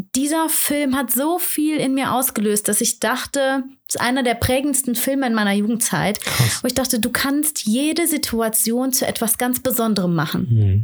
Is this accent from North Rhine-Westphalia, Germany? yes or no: yes; Aachen, North Rhine-Westphalia, Germany; moved away; ich komme ja ursprünglich aus Aachen